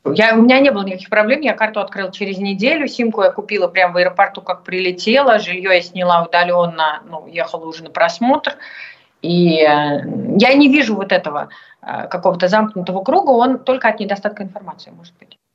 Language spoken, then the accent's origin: Russian; Russia; moved away as an adult; also born or lived in Moscow; now in France; я всегда буду русской для всех